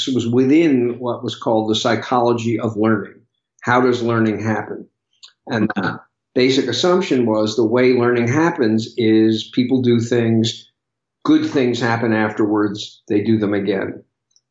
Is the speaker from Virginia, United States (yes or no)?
no; New York, United States; I grew up in New York